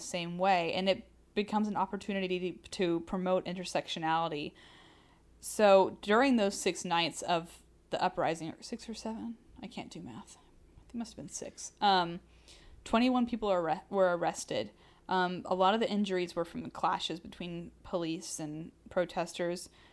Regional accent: the South, United States; we're from the South.

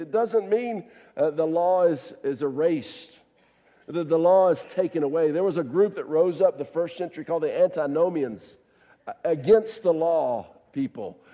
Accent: the South, United States; I grew up down in the South

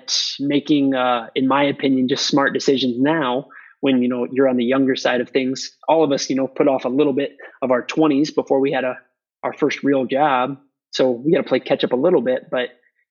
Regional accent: Iowa, United States; moved away as an adult; also born or lived in Houston, Texas; now in Dakota Dunes, United States; I was born and raised in Iowa.

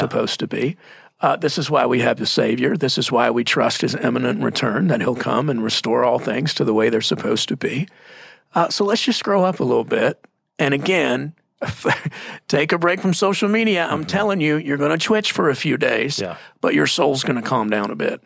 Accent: Texas, United States; moved away; I'm from Texas

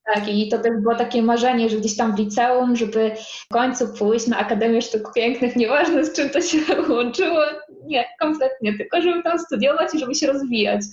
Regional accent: Poland; moved away as an adult; now in Łódź, Poland; nie jestem z Łodzi, bo ja chodzę z takiej mojej wioski 100 kilometrów i, i tak w sumie przyjechałam na studia

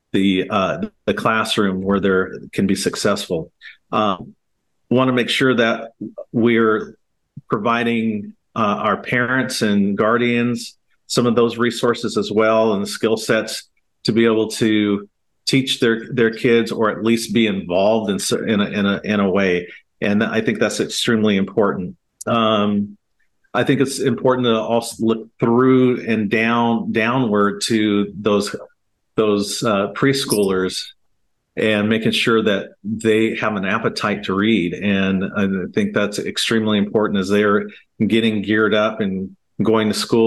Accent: Portland, Oregon, United States; I was born and raised here in Portland, Oregon

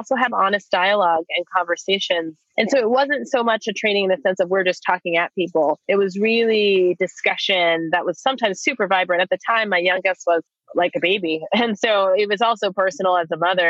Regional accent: East Coast, United States; moved away as an adult; now in Portland, United States; I'm originally from the East Coast, but have been here for almost 20 years. I came out here in my 20s

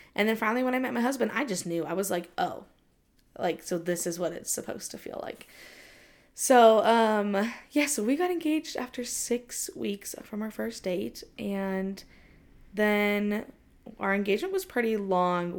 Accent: Southern California, United States; moved away as an adult; now in Utah, United States; I'm originally from Southern California. I lived, I lived there for my entire life, and then I moved here to Utah for college

